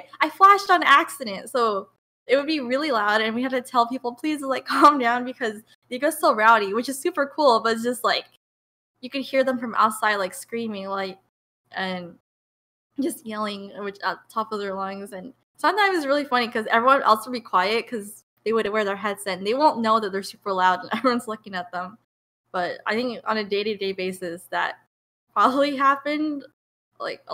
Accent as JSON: {"language": "English", "town": "San Diego", "region": "California", "country": "United States", "tie": "born or raised there", "moved": "as an adult", "lives_now": "Irvine, United States", "said": "I'm from San Diego, but like very, very south. So basically like Mexico. That's my high school is actually, I believe, the closest high school next to the border."}